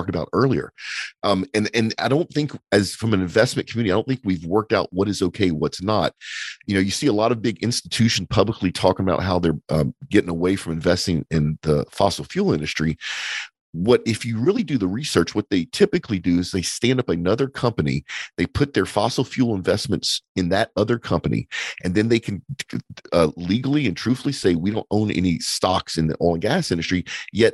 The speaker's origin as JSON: {"language": "English", "country": "United States", "said": "as an American"}